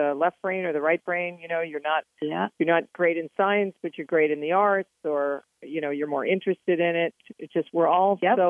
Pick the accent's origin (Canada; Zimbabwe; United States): United States; New Jersey; growing up in New Jersey, and we were outside riding our bikes, riding horses, swimming, playing in the field.